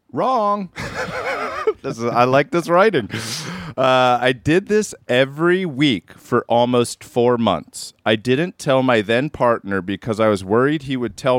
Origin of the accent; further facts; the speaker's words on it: Tucumcari, New Mexico, United States; My friend managed a Pizza Hut in my hometown, shout out to Kumkari, for a few years